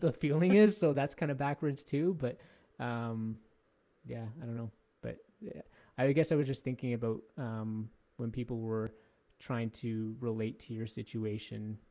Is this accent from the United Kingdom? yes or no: no; Canada; I was born in Canada